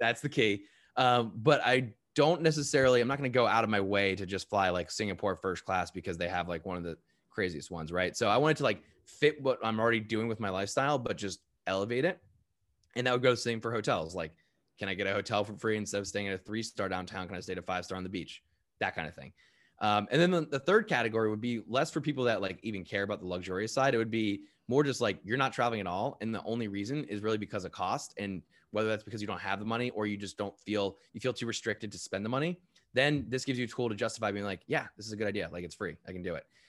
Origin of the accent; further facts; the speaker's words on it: United States; I'm American.